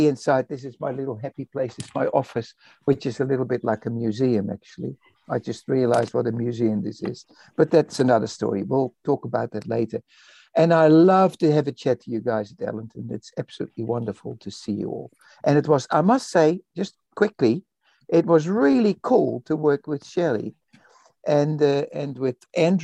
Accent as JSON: {"language": "English", "country": "Netherlands", "tie": "born or raised there", "also_born_or_lived": "Indonesia", "moved": "yes", "lives_now": "Christchurch, New Zealand", "said": "I was born in Indonesia and I was raised in Holland, in the Netherlands"}